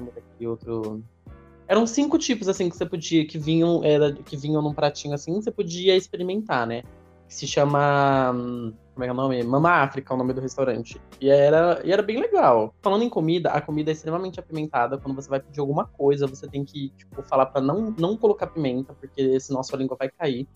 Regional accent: Brazil; eu sou brasileiro

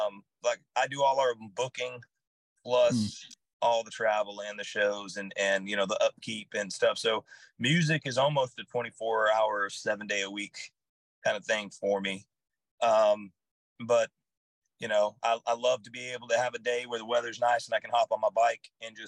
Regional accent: Hawaii, United States; I grew up in Hawaii. I moved back to Hawaii out of high school, and I actually turned 21 while I was in Hawaii. So I'm a beach bum at heart.

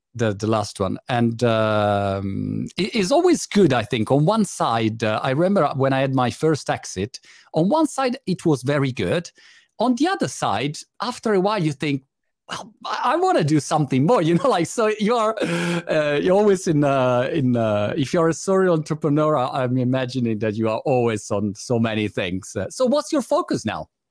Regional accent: Italy; I was born in Italy

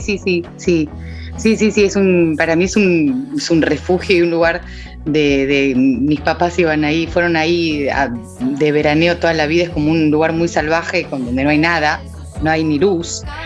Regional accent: Argentina; yo soy muy argentina

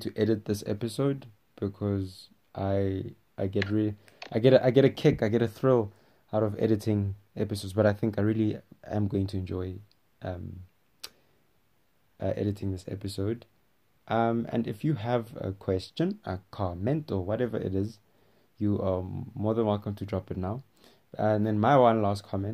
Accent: Rustenburg, North West, South Africa; I'm from Rustenburg, Northwest

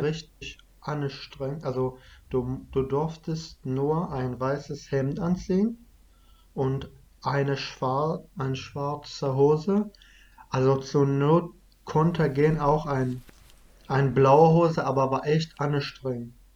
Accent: Iraq; first language Kurdish (Kurmanji); German is a second language; now in Germany; Dann sind wir halt aus dem Dorf umgezogen äh, nach Dogure. Das ist, wo ich halt mein ganzes Leben da gewohnt habe, bis wir geflüchtet sind.

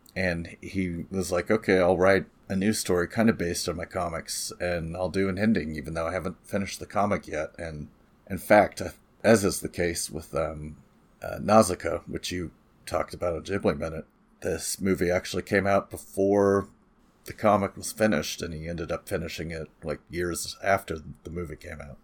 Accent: California, United States; I'm from California, folks, where it's really flat

